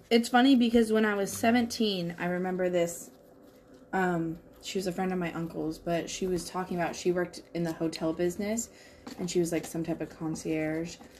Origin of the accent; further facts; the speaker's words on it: Washington, United States; moved away; in Washington, like just my hometown is literally surrounded by three huge fires.